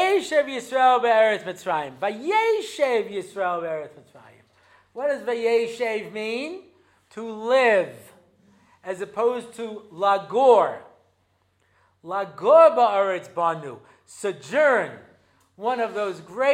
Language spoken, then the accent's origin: English; United States; now in Israel; I'm an American